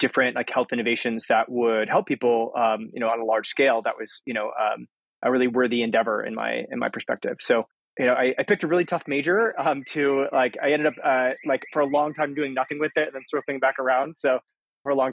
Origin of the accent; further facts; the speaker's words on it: Aurora, Colorado, United States; I grew up in Aurora, Colorado.